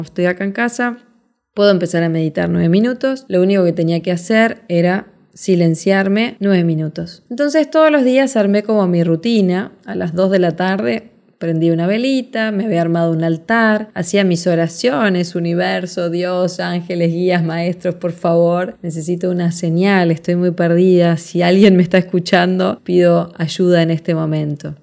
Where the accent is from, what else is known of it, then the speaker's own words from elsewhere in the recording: Montevideo, Uruguay; moved away as an adult; now in Punta del Este, Uruguay; me llevó de Montevideo, Uruguay, donde nací, a Punta del Este, donde vivo hasta el día de hoy